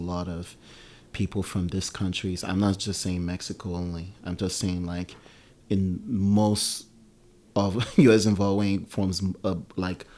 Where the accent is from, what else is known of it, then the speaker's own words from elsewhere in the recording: Nigeria; also born or lived in Oakland, California; now in United States; I'm Nigerian